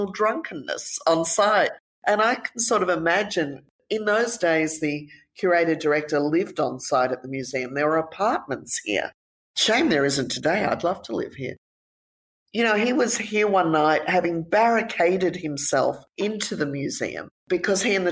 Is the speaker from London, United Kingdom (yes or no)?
yes; London, United Kingdom; also born or lived in United States; now in Australia; when I was 5 years of age, we moved to London. And so growing up in London